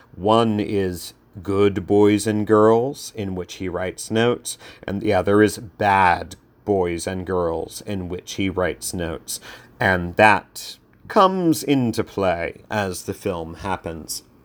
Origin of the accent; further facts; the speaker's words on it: Southern Delaware, United States; I grew up in Southern Delaware